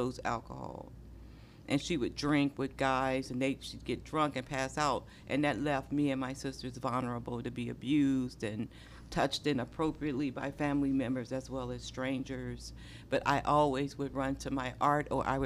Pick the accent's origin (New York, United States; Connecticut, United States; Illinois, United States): Illinois, United States; Chicago; moved away as an adult; also born or lived in Indianapolis, Indiana / Washington, D.C.; my mother, after being severely beaten by my stepfather, moved us to Chicago